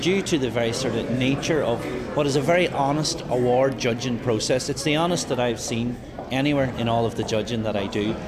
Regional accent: Inishowen, County Donegal, Ulster, Ireland; I'm here from Inishowen in the Donegal

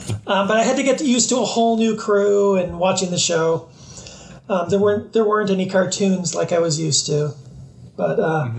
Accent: Chicago, Illinois, United States; I'm from Chicago

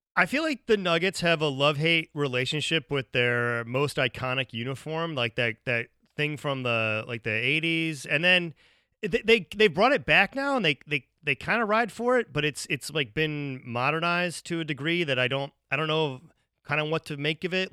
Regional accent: Ohio, United States; now in Chicago, United States; I live in Chicago. Like I, I grew up in Ohio

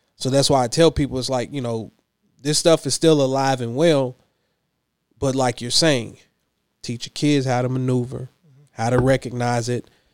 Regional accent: Clinton, Kentucky, United States; also born or lived in Lexington, Kentucky; now in Louisville, United States; Hickman County, born and raised

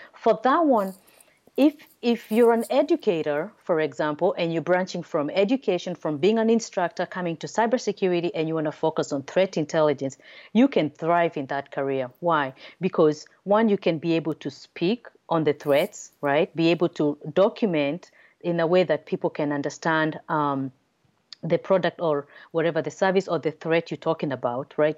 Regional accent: Nairobi, Kenya; also born or lived in Massachusetts, United States; now in United States; originally, I'm from Nairobi, Kenya, um, then came to the United States for my father education

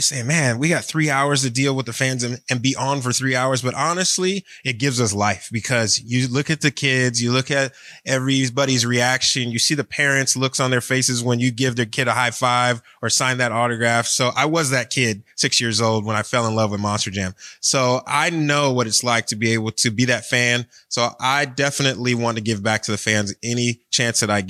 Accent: Cleveland, Ohio, United States; now in Florida, United States; I was born and raised in Cleveland

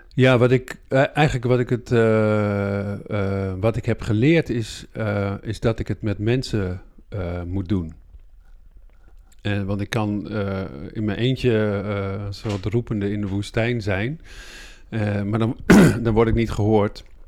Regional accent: Groningen, Netherlands; ik ben midden in de stad in Groningen oh. geboren

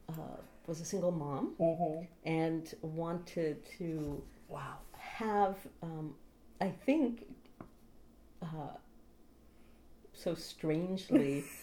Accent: San Francisco, California, United States; I grew up in San Francisco.

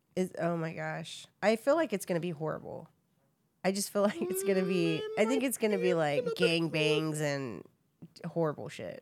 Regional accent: Texas, United States; I grew up in Texas, so everybody, like, thinks we're Mexican

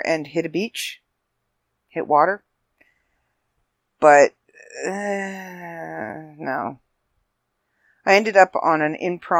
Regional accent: Ireland; freckles, and because I'm Irish, so I'm not exactly sure if I tan or if all my freckles kind of just merge into one big one.

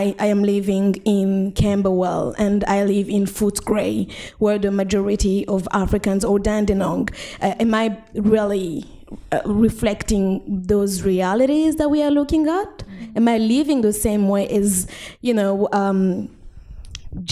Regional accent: Burundi; now in Australia; I'm from Burundi

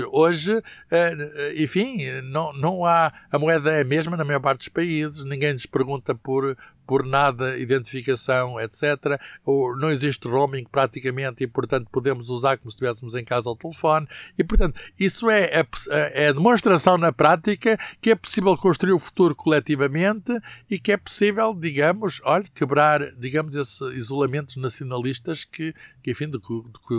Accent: Coimbra, Centro, Portugal; also born or lived in Lisbon; Eu já nasci em Lisboa, com certeza foram para Lisboa à procura de um de, de, trabalho e à procura de outras oportunidades de vida. E depois o, o, a minha família muda-se para Coimbra

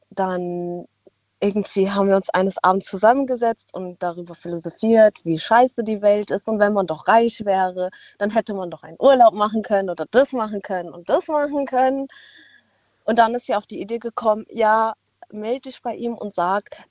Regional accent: Baden-Württemberg, Germany; Wir kommen aus dem Schwarzwald.

